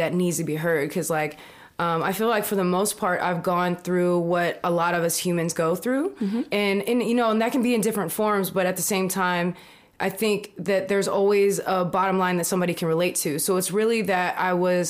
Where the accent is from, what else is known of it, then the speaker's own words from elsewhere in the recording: Sacramento, California, United States; also born or lived in Texas; I grew up in Texas, being biracial there, and then growing up in Sacramento